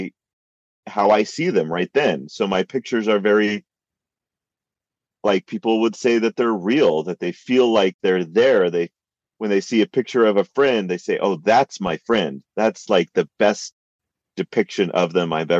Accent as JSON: {"language": "English", "region": "California", "country": "United States", "tie": "born or raised there", "moved": "as an adult", "lives_now": "Utah, United States", "said": "I grew up in California and went to school in Utah and stuck around here"}